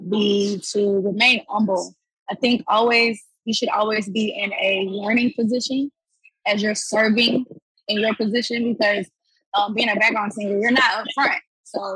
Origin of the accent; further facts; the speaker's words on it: Houston, Texas, United States; I am from Houston, Texas, born and raised.